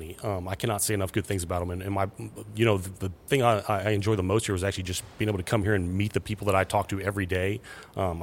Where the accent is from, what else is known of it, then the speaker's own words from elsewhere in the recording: The Woodlands, Texas, United States; I'm from The Woodlands, Texas, on the north side of Houston.